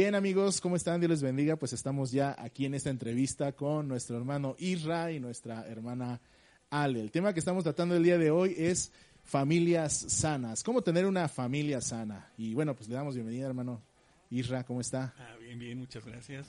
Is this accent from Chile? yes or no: no; Mexico; Como mexicanos regularmente no leemos el instructivo